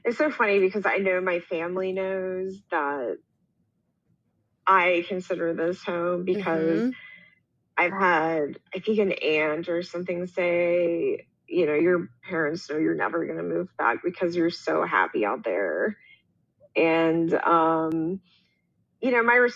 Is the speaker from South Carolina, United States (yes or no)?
yes; Columbia, South Carolina, United States; moved away as an adult; also born or lived in Miami, Florida; now in Denver, United States; I live in Denver, but I'm from Columbia, South Carolina